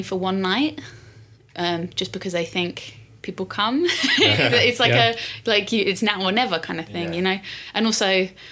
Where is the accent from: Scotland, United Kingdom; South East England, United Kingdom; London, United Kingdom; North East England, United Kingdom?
London, United Kingdom; I was like born and raised in London